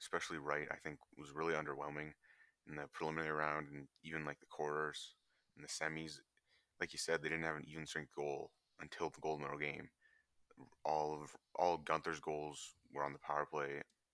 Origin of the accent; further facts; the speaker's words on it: Canada; as a Canadian